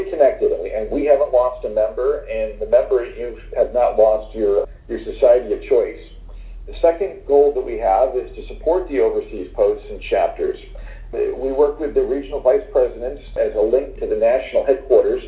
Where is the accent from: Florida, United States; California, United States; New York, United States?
Florida, United States; moved away as an adult; now in Doha, Qatar; I'm from Florida, I live in Florida now